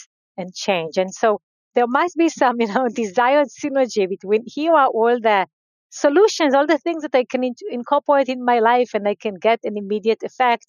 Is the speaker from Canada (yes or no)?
no; Israel; So I grew up in uh, Israel. I grew up in a very uh, small community